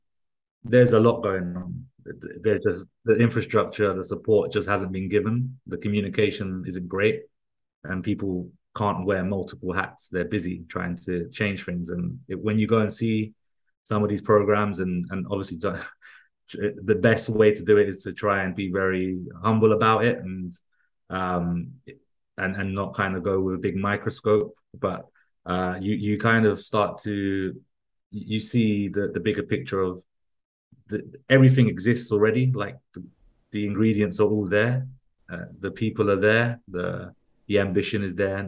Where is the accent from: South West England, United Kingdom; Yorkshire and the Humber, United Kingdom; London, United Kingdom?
London, United Kingdom; I kind of was growing up in West London, with my mom and my stepdad